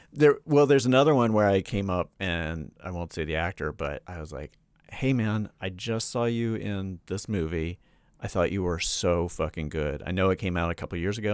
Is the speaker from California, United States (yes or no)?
no; Charlotte, North Carolina, United States; I'm from I'm from North Carolina. I'm from Charlotte.